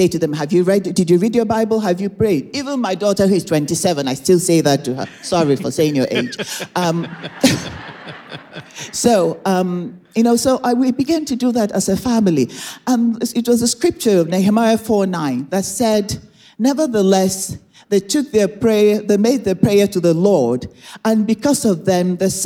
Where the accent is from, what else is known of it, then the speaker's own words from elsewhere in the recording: Nigeria; moved away as an adult; now in United States; I was born and raised in Nigeria. I came to America in 1987 as a young adult